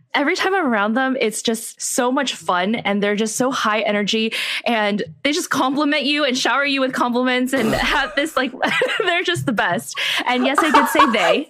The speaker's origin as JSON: {"language": "English", "area": "San Gabriel Valley", "region": "California", "country": "United States", "tie": "born or raised there", "said": "we grew up in the San Gabriel Valley"}